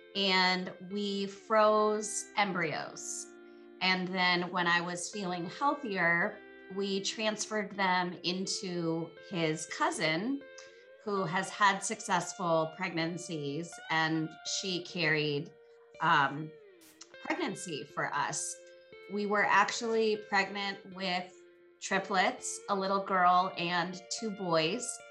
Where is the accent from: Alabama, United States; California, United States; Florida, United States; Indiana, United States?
California, United States; San Francisco Bay Area; now in Montana, United States; I'm from the San Francisco Bay Area. I live in Montana now